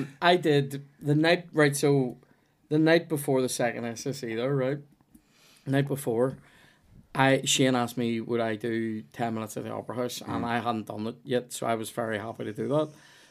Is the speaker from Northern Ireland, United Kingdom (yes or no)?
yes; Lurgan, Northern Ireland, United Kingdom; I'm from Lurgan. You know what I mean?